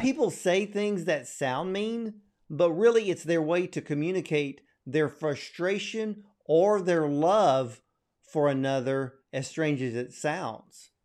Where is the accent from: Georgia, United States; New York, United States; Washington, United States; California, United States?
Georgia, United States; Atlanta; I was born in Atlanta